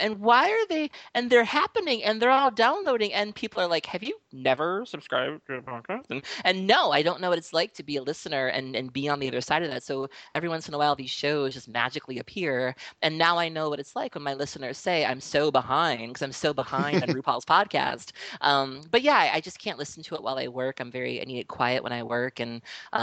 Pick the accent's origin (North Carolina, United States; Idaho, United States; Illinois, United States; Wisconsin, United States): Wisconsin, United States; Milwaukee; I am from Milwaukee, Wisconsin, born and raised